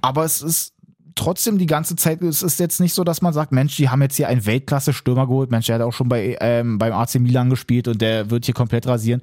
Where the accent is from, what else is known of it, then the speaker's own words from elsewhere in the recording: Berlin, Germany; als Berliner, als Hertha-Fan